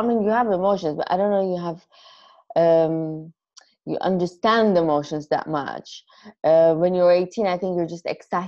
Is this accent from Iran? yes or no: yes; Iran; I'm Armenian from Iran